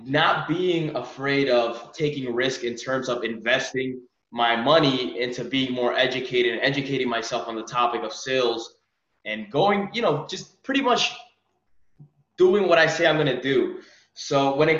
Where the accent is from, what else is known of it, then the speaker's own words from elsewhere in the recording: United States; I'm from New York